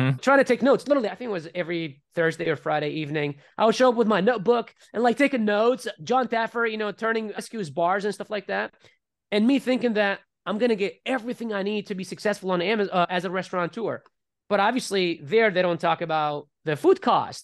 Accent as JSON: {"language": "English", "country": "Iraq", "tie": "born or raised there", "moved": "yes", "said": "as I was growing up in Iraq"}